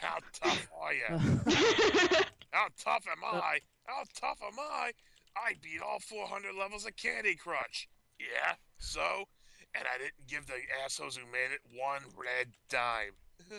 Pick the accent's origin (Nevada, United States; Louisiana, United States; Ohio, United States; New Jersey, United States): New Jersey, United States; even though I'm from New Jersey.